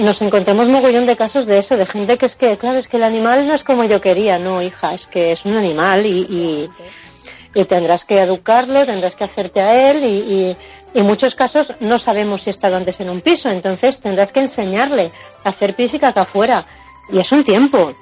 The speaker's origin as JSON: {"language": "Spanish", "area": "Mallorca", "region": "Balearic Islands", "country": "Spain", "said": "yo soy de Mallorca"}